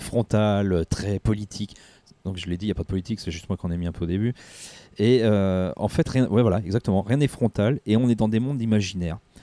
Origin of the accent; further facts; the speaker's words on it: France; chez nous en France